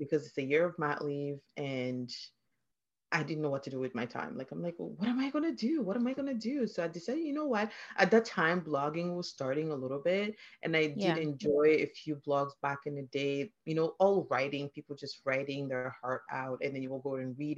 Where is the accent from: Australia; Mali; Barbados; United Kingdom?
Mali; English is a second language; moved away as an adult; also born or lived in Philadelphia, United States / Minnesota, United States; now in Canada; I am originally from Mali, which is a West African country.